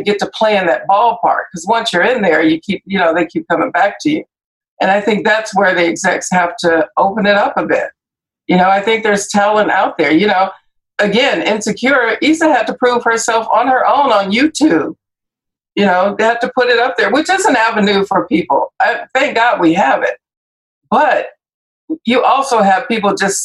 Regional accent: Compton, California, United States; I grew up in Compton

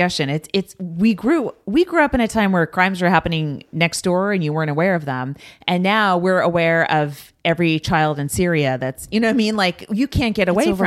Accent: Bay Area, California, United States; I grew up in the Bay Area

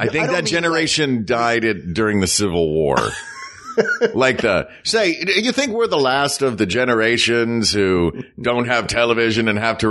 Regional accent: the South, United States; Well, I mean, I'm from the South. Like, it was a staple in the South growing up.

